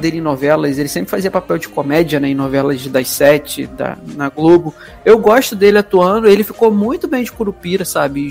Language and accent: Portuguese; Rio de Janeiro, Brazil; que sou carioca